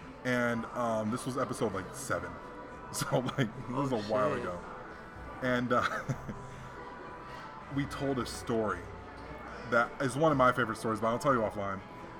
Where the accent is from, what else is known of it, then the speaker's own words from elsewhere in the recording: Hawaii, United States; growing up in Hawaii made button-up shirts cool to me. You know, because, like, back home we wore the Aloha shirts.